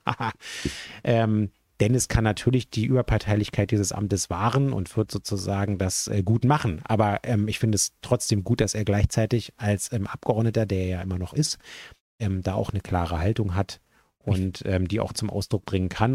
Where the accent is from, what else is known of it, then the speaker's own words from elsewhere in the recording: Berlin, Germany; als jemand, der ja gebürtiger Westberliner ist